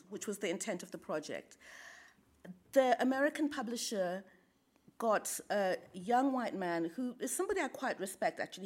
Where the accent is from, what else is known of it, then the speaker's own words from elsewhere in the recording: Indonesia; I grew up in Indonesia